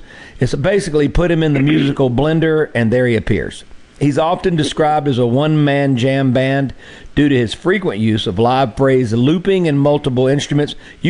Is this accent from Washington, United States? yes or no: no; Mississippi Delta, United States; where I grew up in the Mississippi Delta